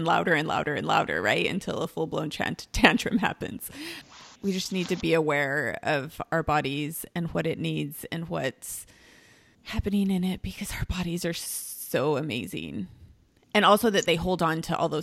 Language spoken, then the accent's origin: English; Mexico; moved away; I am from Mexico.